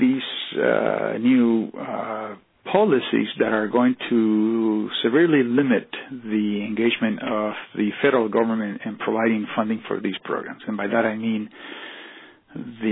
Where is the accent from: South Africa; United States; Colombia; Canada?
Colombia; moved away; I am from Colombia.